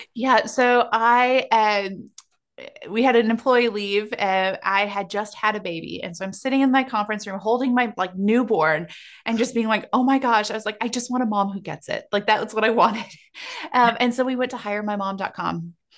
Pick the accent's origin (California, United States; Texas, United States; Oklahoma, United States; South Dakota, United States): South Dakota, United States; growing up in South Dakota where I grew up